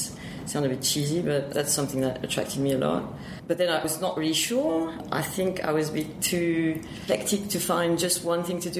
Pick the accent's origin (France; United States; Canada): France; accent: French; English is a second language; also born or lived in Marseille / Normandy / Reims / Paris; now in Sydney, Australia; I'm French, obviously. You can hear that with my very strong accent. So I was born in the south of France, near Marseille, and I actually lived everywhere in France.